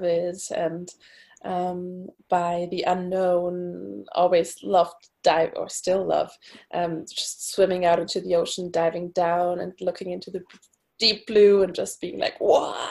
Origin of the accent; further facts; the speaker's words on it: Berlin, Germany; English is a second language; moved away as an adult; also born or lived in Portugal; now in Stockholm, Sweden; I'm originally from Berlin. That's where I went to school and studied in my bachelor degree